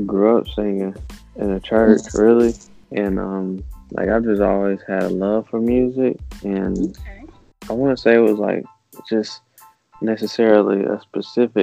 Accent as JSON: {"language": "English", "region": "North Carolina", "country": "United States", "tie": "born or raised there", "also_born_or_lived": "West Coast", "moved": "yes", "lives_now": "Georgia, United States", "said": "I was born in North Carolina"}